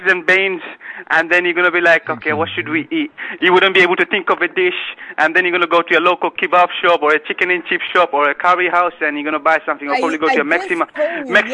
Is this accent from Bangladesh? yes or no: yes; Bangladesh; now in United Kingdom; I'm from Bangladesh. I'm not even from India